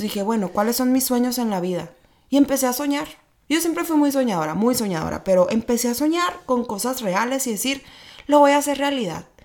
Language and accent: Spanish; Hermosillo, Sonora, Mexico; moved away as an adult; also born or lived in Mexico City; now in Tijuana, Mexico; soy sonorense, nací en Hermosillo, Sonora